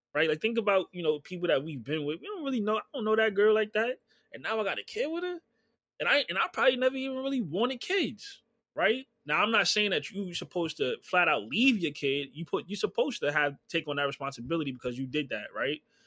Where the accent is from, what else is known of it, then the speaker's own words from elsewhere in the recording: New York City, New York, United States; also born or lived in Bronx / Brooklyn / Queens; growing up, I'm from Harlem